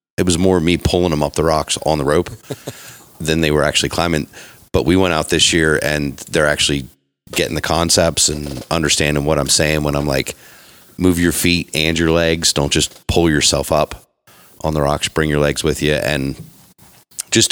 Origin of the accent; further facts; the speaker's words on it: Raystown Lake, South Central Pennsylvania, United States; I grew up on Raystown Lake.